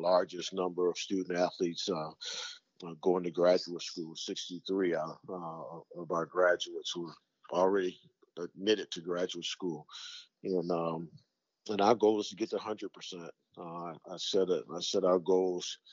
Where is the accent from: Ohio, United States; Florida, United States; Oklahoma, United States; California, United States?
Ohio, United States; Cleveland; also born or lived in Arizona / Michigan / Iowa; now in Ohio, United States; I'm from Cleveland